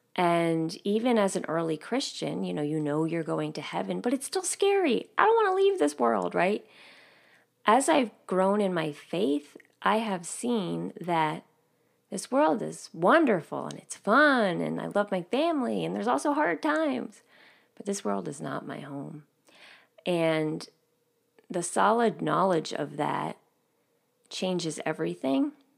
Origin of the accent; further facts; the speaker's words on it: New York, United States; I grew up living right outside of New York City